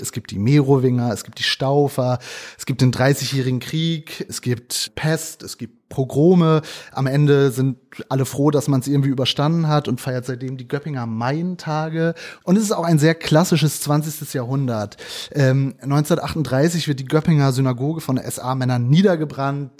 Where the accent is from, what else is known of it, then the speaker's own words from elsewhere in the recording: northwest Germany, Germany; ich komme aus Nordwestdeutschland und da ist es halt, ja, also wirklich so maritime Kultur